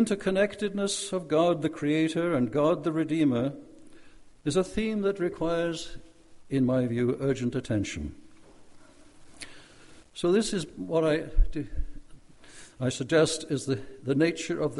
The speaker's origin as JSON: {"language": "English", "region": "Wales", "country": "United Kingdom", "tie": "born or raised there", "also_born_or_lived": "Norway", "said": "I was taken from Wales, my birthplace, to Norway for a summer holiday with my Norwegian relatives. This summer holiday turned into a 6-year stay in Nazi-occupied Norway"}